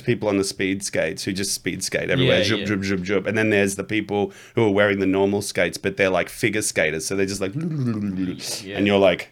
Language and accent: English; Canberra, Australian Capital Territory, Australia; born or raised there; also born or lived in Blue Mountains, New South Wales